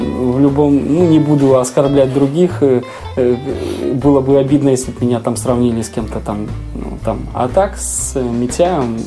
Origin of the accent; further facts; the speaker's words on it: Belarus; у нас на родине